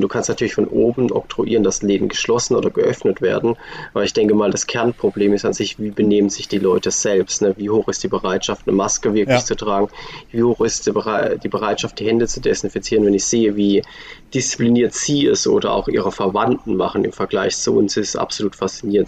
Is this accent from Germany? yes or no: yes; Germany; now in Switzerland; als Deutscher